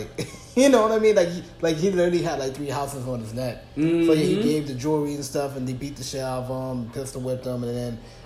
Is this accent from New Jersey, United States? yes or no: yes; New Jersey, United States; I'm not from New York, I'm from Jersey.